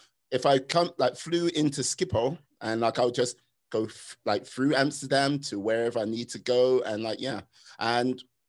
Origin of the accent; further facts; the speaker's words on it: United Kingdom; my mastery of many languages, being a British citizen.